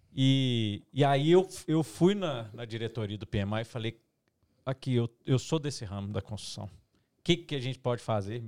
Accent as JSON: {"language": "Portuguese", "region": "Minas Gerais", "country": "Brazil", "said": "Eu sou mineiro"}